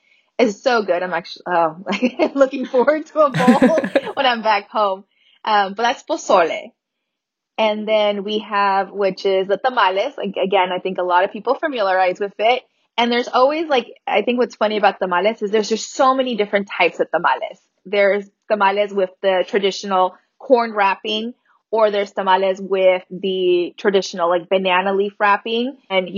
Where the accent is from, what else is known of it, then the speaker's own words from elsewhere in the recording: Las Vegas, Nevada, United States; also born or lived in Alamos, Sonora, Mexico; I actually was born in Alamos, Sonora, Mexico, and I migrated to the United States when I was 7 months old. So I'm currently undocumented in DACA, but I was raised here in Las Vegas, Nevada, all my life